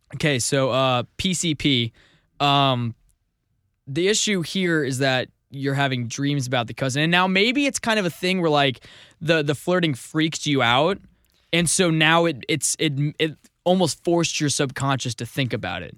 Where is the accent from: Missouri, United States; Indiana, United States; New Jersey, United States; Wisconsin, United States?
Missouri, United States; I'm from Missouri.